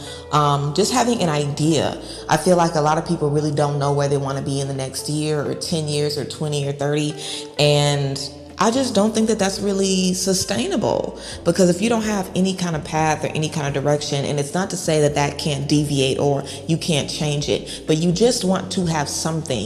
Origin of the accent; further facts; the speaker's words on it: Baton Rouge, Louisiana, United States; moved away; I'm from the hood, okay? I'm from Baton Rouge, Louisiana.